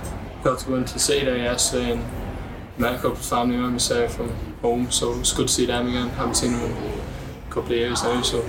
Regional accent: County Meath, Leinster, Ireland; from County Meath.

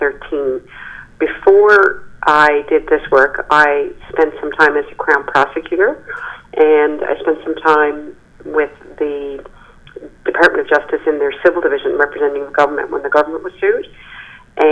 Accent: Newfoundland and Labrador, Canada; also born or lived in Halifax, Nova Scotia; I've lived here my whole life except for the 3 years that I went to law school.

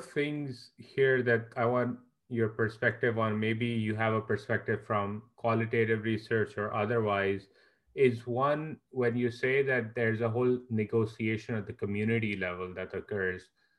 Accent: Karachi, Sindh, Pakistan; I'm from Karachi, a city like Karachi has terrible public transport

